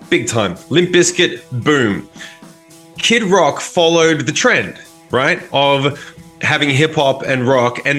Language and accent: English; Australia